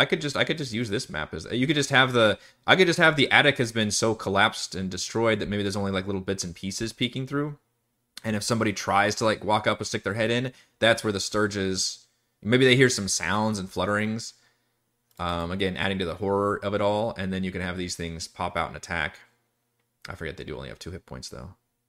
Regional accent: Texas, United States; also born or lived in Seattle, Washington; I'm actually originally from Seattle, and my folks moved down to Texas when I was a toddler. So I didn't really hear it too much at home, but obviously growing up with everybody, there's all kinds of accents flying around.

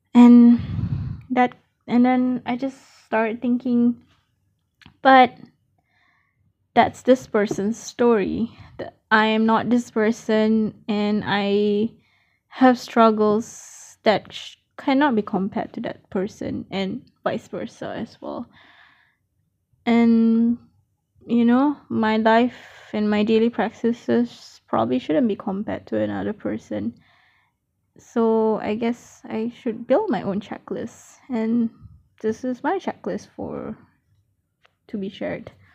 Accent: Malaysia; now in Australia; I am a Malaysian currently based in Australia

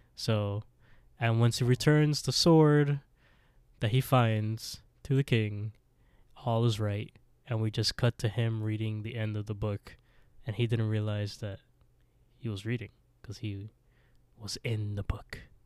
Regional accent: Canada; We're Canadian

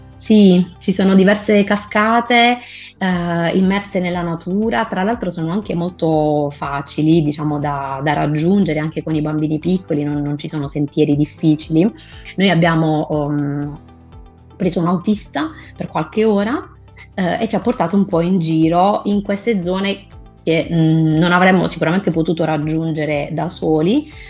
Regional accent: Alberobello, Apulia, Italy; Sono pugliese di Albero Bello

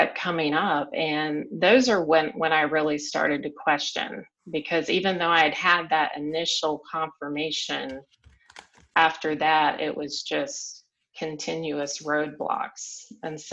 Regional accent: South Carolina, United States; moved away as an adult; But I had lived the same place my entire life. I grew up in the South, in South Carolina

